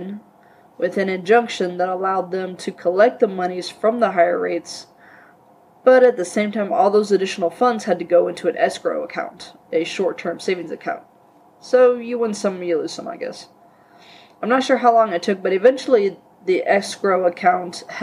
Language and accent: English; Leavenworth, Kansas, United States; my hometown, Leavenworth, Kansas